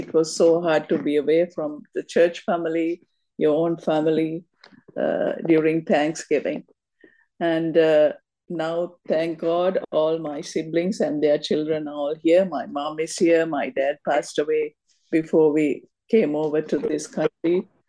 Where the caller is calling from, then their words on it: Canada; This is my very first time, and I'm calling from Canada.